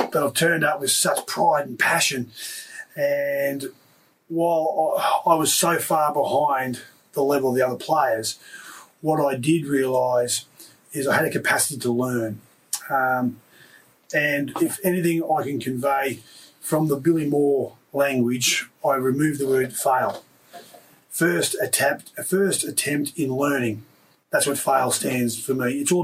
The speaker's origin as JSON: {"language": "English", "town": "Wallangarra", "region": "Queensland", "country": "Australia", "tie": "born or raised there", "also_born_or_lived": "Tenterfield, New South Wales", "said": "I grew up in this little town of 300 people"}